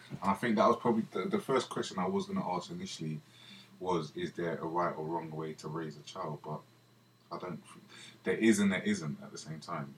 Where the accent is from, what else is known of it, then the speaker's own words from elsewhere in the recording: London, United Kingdom; We grew up in Shepherd's Bush